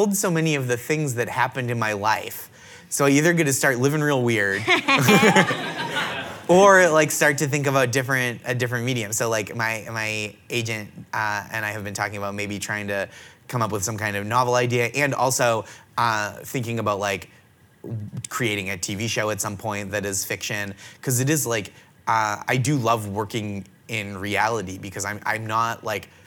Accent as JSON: {"language": "English", "area": "just outside of Boston", "region": "Massachusetts", "country": "United States", "tie": "born or raised there", "said": "I grew up just outside of Boston, a famously kind city"}